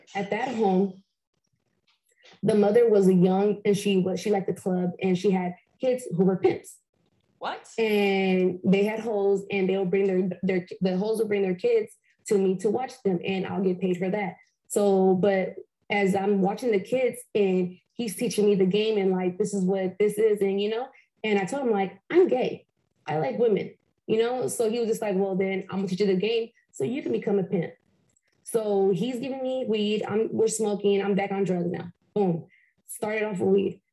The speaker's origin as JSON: {"language": "English", "town": "Compton", "region": "California", "country": "United States", "tie": "born or raised there", "also_born_or_lived": "Fontana, California", "said": "I am from Compton, California. I grew up in off of Bradfield and Rosecrans."}